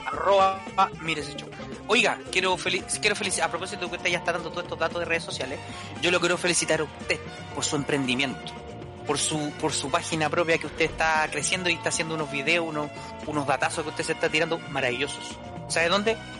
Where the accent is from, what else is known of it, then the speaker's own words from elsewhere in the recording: Valparaíso, Chile; mi ciudad natal